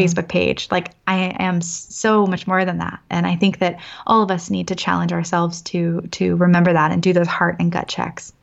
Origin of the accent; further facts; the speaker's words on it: Annapolis, Maryland, United States; now in San Francisco, United States; born and raised in Annapolis, as I mentioned, like, I'm East Coast all the way.